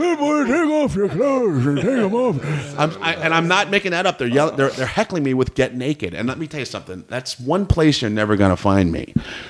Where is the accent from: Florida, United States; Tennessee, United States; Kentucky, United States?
Florida, United States; my mother and my father born and raised in Brooklyn, New York, and they moved to Florida before I was born. So, but Florida boy.